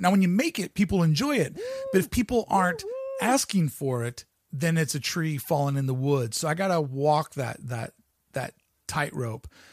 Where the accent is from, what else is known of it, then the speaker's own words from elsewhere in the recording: United States; moved away; also born or lived in Toronto, Canada; I grew up on the banks of the Ohio River.